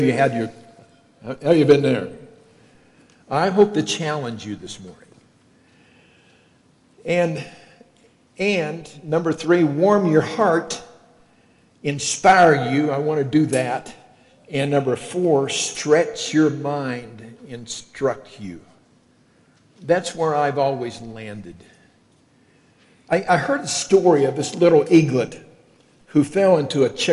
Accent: Kentucky, United States; accent: southern; moved away as an adult; also born or lived in Illinois; I'm from Kentucky

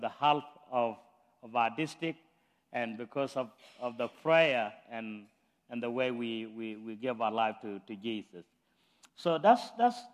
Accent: South Sudan; moved away as an adult; now in United States; I'm from South Sudan. I've been in the state for 18 years.

